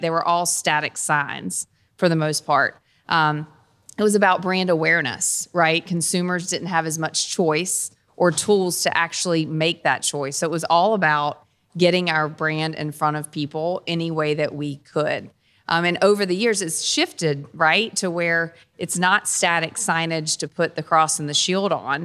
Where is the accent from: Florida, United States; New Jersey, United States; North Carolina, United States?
North Carolina, United States; Dunn; also born or lived in Kentucky / Cincinnati; I'm from Dunn, North Carolina. So a North Carolina native